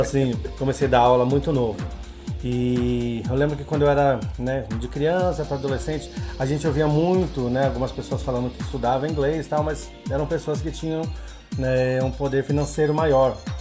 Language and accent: Portuguese; Brazil; first language Portuguese; ter sido o único brasileiro no meio deles